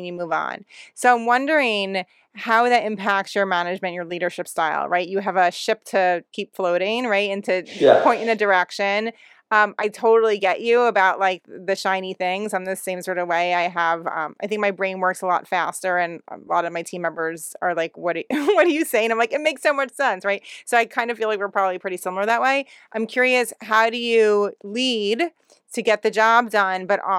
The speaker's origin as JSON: {"language": "English", "region": "New Jersey", "country": "United States", "accent": "New Jersey", "said": "my New Jersey accent"}